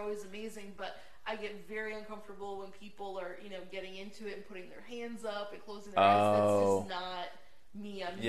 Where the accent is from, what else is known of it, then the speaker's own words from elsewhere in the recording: Pennsylvania, United States; moved away; I'm from Pennsylvania. Both our families were, Catholic